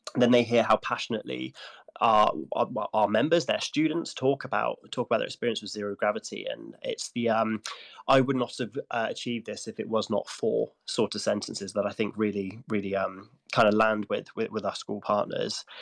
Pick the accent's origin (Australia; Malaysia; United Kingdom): United Kingdom; Gloucestershire, South West England; I come from Gloucestershire